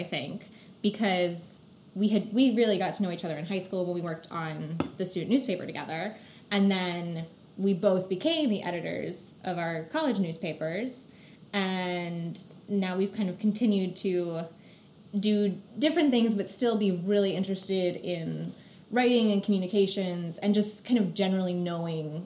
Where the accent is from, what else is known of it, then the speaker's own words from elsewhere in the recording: Newark, Delaware, United States; also born or lived in New York; I am a Delaware native, and my dad's family was also from Delaware